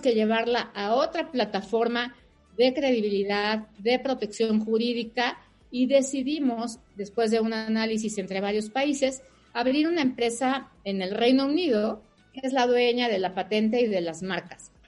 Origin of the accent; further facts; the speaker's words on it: Mexico; Yo soy mexicana, mi familia es mexicana, mis hijos son mexicanos